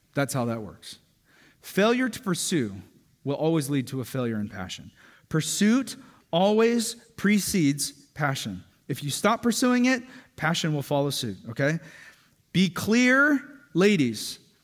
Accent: Hawaii, United States; a Hawaiian dude who can get pretty dark in the summer

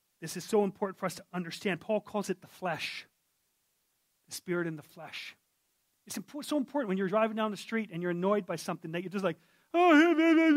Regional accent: Yukon, Canada; I'm from the Yukon

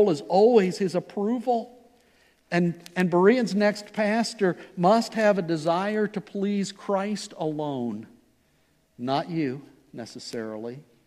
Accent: Ohio, United States; moved away; I was from Ohio

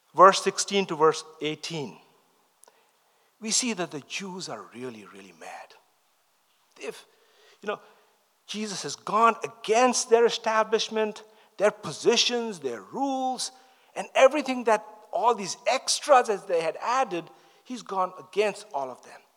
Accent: India; moved away; I grew up in the East, I'm from India

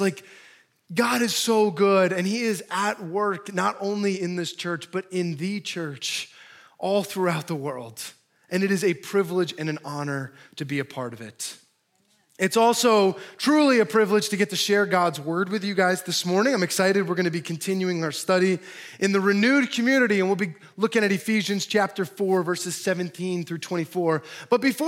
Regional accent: Milford, New Jersey, United States; moved away as an adult; also born or lived in Chicago; I'm actually from Jersey. I grew up, born and raised in Milford, a quaint little area.

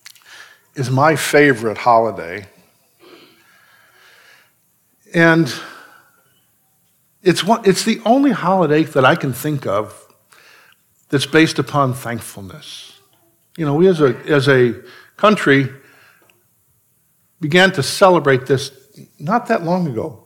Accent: Chicago, Illinois, United States; growing up in Chicago, having an extended family in Chicago

